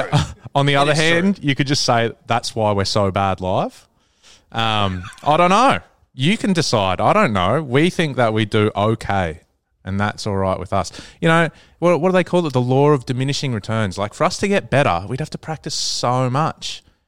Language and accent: English; Queensland, Australia; So there you go. I'm a Queenslander.